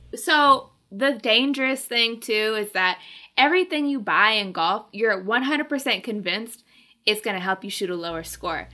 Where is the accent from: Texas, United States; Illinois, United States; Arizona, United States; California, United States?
Arizona, United States; moved away; I'm from Arizona, okay? This is not the weather I'm used